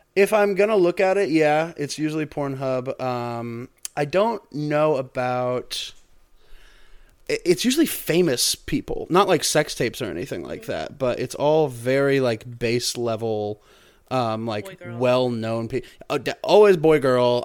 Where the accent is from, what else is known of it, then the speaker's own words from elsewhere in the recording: Missouri, United States; we're from Missouri. So we're really just, you know, uh, Missourians.